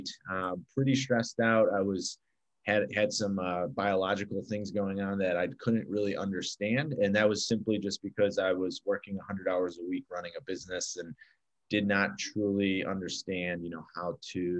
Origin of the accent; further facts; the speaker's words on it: Chicago, Illinois, United States; I grew up in Chicago, which I'm actually sitting in right now